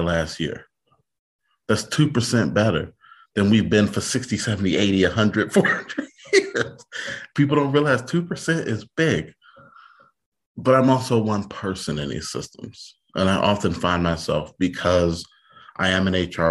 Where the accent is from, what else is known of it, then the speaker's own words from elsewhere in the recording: Detroit, Michigan, United States; I grew up in Detroit in the 80s when it was the murder capital of the country